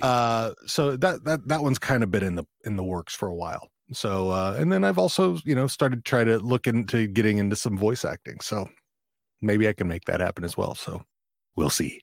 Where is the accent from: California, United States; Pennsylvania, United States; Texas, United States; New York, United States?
Texas, United States; Fort Worth; moved away; also born or lived in Leonard, Texas; I was raised, uh, initially, I was raised in Fort Worth, but then, you know, when I was twelve, we moved out to r, very rural Texas